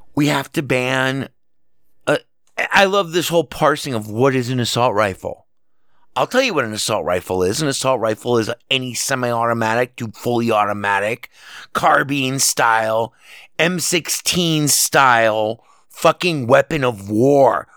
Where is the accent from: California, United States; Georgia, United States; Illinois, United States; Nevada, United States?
Nevada, United States; Las Vegas; here in my hometown, Las Vegas, where I'm speaking to you from